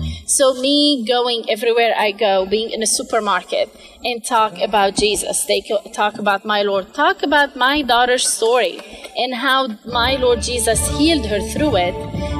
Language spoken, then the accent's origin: English; Asyut, Asyut Governorate, Egypt; English is a second language; I'm actually from Upper Egypt, from Assyut. It's almost in the middle of Egypt